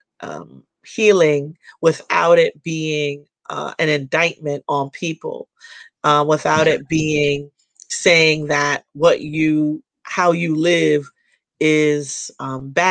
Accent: Jamaica; I'm Jamaican

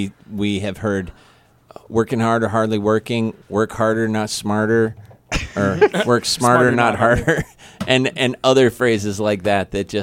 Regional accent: Missouri, United States; accent: Missouri; Because my Missouri accent that maybe is temporarily shaped by being around Southern folks

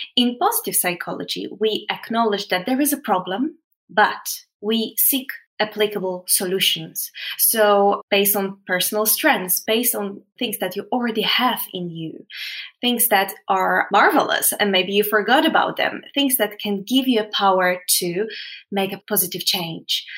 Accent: Poland; moved away; I came from Poland

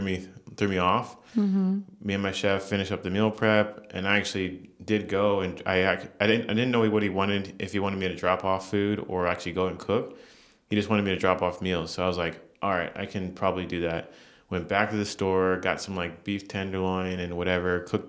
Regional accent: Maryland, United States; I'm from Maryland, so the Maryland style

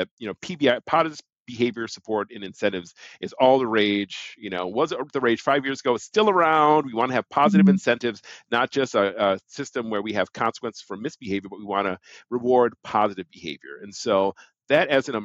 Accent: Milwaukee, Wisconsin, United States; I'm from Milwaukee, Wisconsin. And I was part of the 220 program, which was a program to desegregate the suburban schools, right? So we were the Black kids bused to the suburbs.

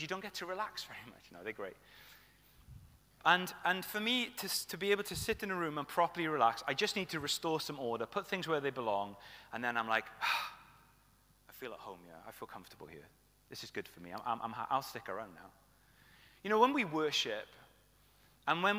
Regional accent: Welsh, Wales, United Kingdom; I say tooth because I'm Welsh

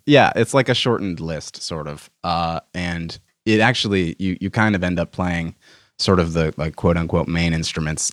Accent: Milton, Massachusetts, United States; I'm from Boston, or a suburb of Boston

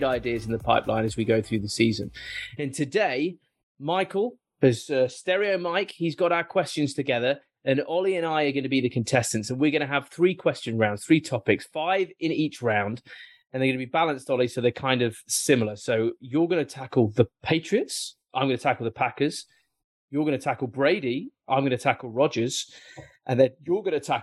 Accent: Nottingham, East Midlands, United Kingdom; I'm from Nottingham

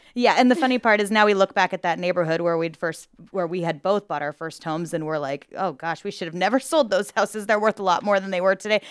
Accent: Glenwood, Iowa, United States; also born or lived in Maryville, Missouri; I'm from Glenwood and was moving back from uh, Maryville, Missouri, and was moving back to Glenwood

